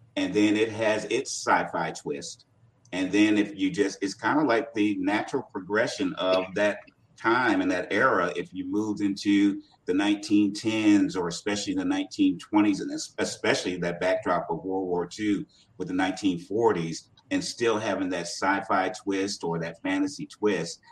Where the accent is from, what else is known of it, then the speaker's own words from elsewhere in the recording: Portsmouth, Virginia, United States; my hometown of Portsmouth, Virginia